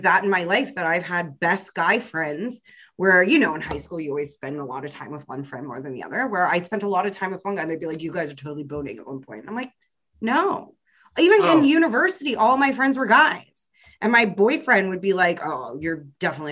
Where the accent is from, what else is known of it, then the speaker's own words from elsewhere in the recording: Canada; a Canadian and a white